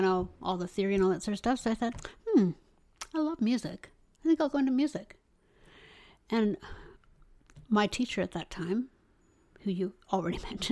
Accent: Waverley, Ontario, Canada; also born or lived in Toronto, Ontario; then at 3 years old, I moved up to Waverley, which is just north of Barrie and south of Midland. A little, very little tiny part of Ontario. And went to high school in Midland

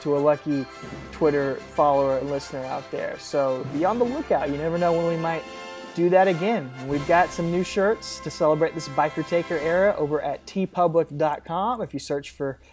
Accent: Augusta, Georgia, United States; now in Atlanta, United States; we're both from Augusta, Georgia, originally. That's where we lived at the time. And I live in Atlanta now

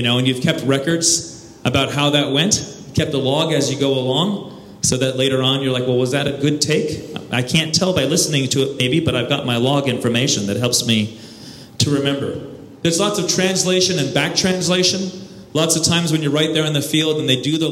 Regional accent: United States; I'm an American and I'm a filmmaker

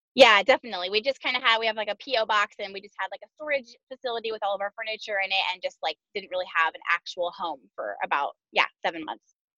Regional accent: Southern California, United States; moved away as an adult; also born or lived in Arkansas; we moved to Arkansas from Southern California, which is where we were both born and raised, and where we just moved back to right now

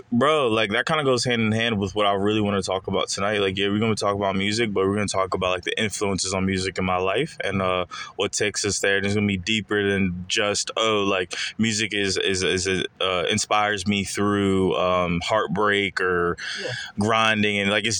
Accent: Charlotte, North Carolina, United States; born or raised there; also born or lived in Freetown, Sierra Leone / New Jersey

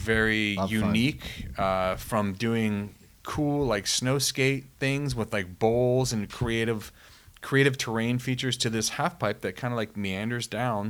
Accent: Massachusetts, United States; I grew up in Massachusetts.

